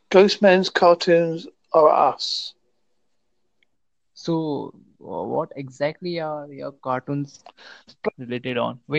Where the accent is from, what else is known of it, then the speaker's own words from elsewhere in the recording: United Kingdom; I am from United Kingdom.